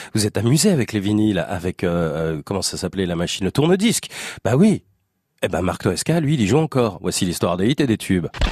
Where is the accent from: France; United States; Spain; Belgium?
France; Vichy, Auvergne-Rhône-Alpes; je suis de Vichy, moi, à la base